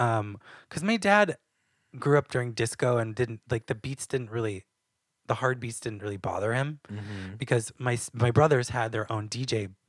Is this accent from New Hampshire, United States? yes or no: yes; New Hampshire, United States; White girl? I'm from New Hampshire.